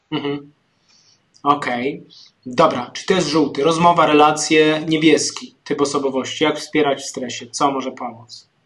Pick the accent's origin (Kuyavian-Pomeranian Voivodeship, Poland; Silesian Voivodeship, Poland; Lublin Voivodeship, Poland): Silesian Voivodeship, Poland; Zabłocie; Ja pochodzę z Zabłocia, z takiej małej wsi, koło strumienia, koło pszczyny, więc moje rodzinne strony